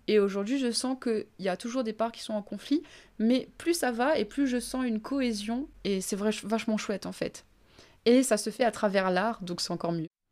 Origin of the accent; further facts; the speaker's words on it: Réunion; Je suis réunionnaise et donc je parle créole.